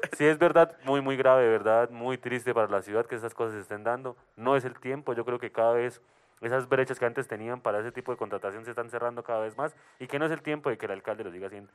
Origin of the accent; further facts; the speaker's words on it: Cuítiva, Boyacá, Colombia; soy de Cuitio, Boyacá